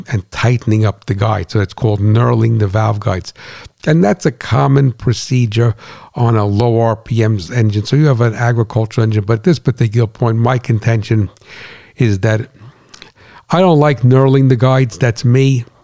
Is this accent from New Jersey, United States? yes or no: yes; New Jersey, United States; moved away; I'm not from Brooklyn, I'm from Jersey, on a farm